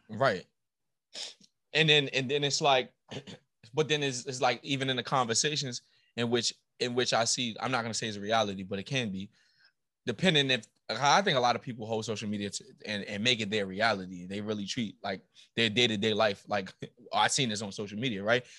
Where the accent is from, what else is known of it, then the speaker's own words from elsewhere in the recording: New York City, New York, United States; I'm from New York, but I went to a school